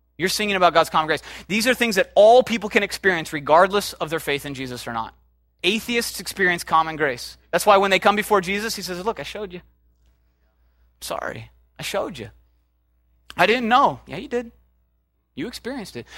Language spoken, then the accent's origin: English; United States; we as American Christians